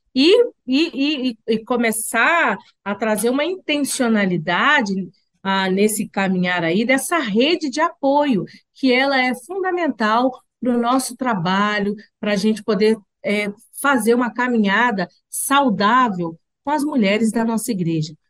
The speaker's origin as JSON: {"language": "Portuguese", "region": "Minas Gerais", "country": "Brazil", "moved": "yes", "said": "eu sou mineira, uai."}